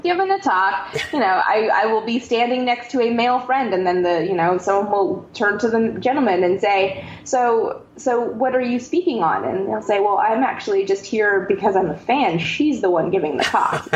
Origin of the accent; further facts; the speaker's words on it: Canada; I'm from Canada